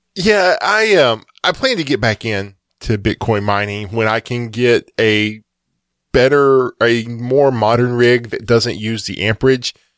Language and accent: English; Texas, United States; as a Texan